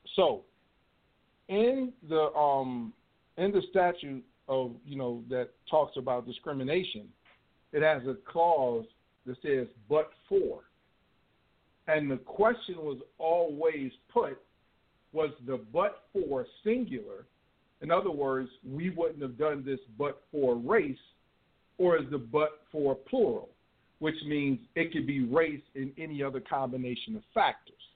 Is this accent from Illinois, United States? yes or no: yes; Chicago suburbs, Illinois, United States; moved away; I miss Chicago. I, used, I grew up in the suburbs